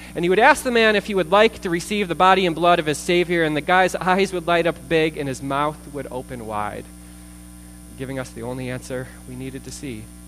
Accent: United States; I'm an American

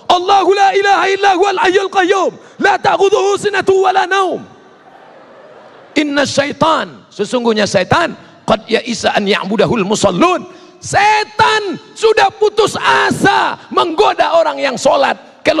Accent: Sumatra, Indonesia; Saya orang Melayu dari Sumatera, bapak ibu orang Sunda.

